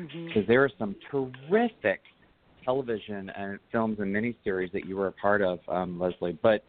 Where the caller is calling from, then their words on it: Tempe, Arizona, United States; I'm calling from Tempe, Arizona